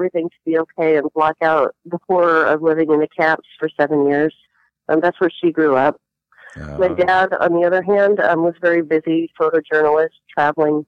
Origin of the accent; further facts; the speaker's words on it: Lincoln, Nebraska, United States; first language Latvian; English is a second language; I'm an adopted kid in Lincoln, Nebraska, adopted by two Latvian refugees